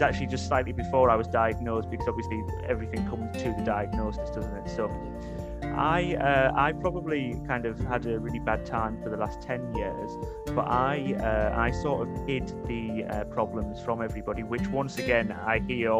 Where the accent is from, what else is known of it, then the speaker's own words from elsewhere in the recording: Middlesbrough, North East England, United Kingdom; now in Lincoln, United Kingdom; I'm not actually a Geordie, I'm from Middlesbrough